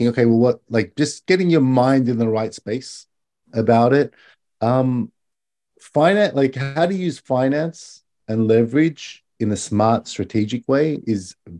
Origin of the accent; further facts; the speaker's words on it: Australia; now in Japan; I'm Australian